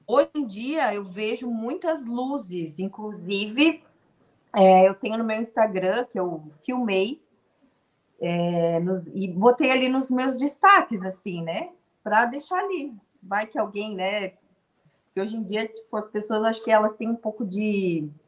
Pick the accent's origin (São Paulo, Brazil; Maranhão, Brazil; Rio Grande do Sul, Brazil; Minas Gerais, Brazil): Rio Grande do Sul, Brazil; eu sou gaúcha, eu morei em Erechim. Foi em 97, 1997, eu tinha uns 9, 10 anos de idade.